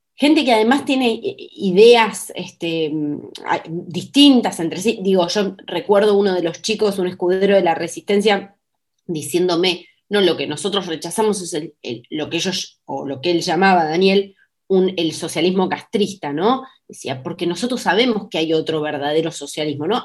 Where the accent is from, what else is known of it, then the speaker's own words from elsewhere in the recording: Argentina; para mí como ciudadana argentina